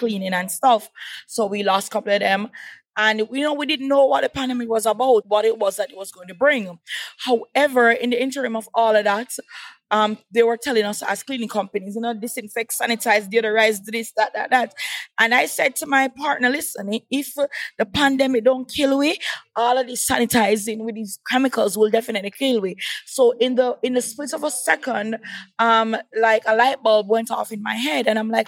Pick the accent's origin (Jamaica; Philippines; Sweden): Jamaica; Kingston; accent: Patois; moved away as an adult; also born or lived in Montego Bay, Jamaica; now in United States; I represent the island of Jamaica. Yes, that's where I'm from. And as I was telling Karen earlier, that I've been moving all over Jamaica because I was born in Kingston. And after my first year of college, I migrated to Montego Bay